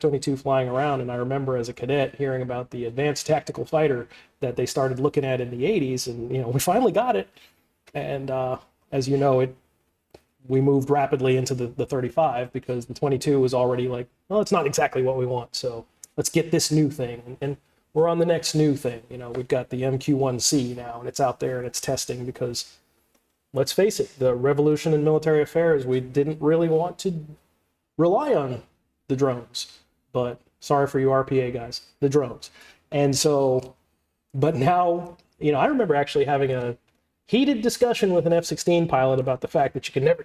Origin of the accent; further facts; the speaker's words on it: New York City, New York, United States; moved away; I'm from New York